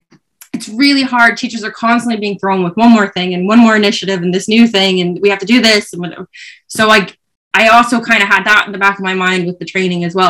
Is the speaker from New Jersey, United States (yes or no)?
no; New York, United States; moved away as an adult; now in Ireland; I'm from New York, like I'm a Yankees fan